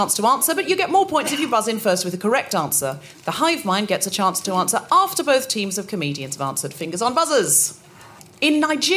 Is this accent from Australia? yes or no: yes; Australia; I'm diverse because I am Australian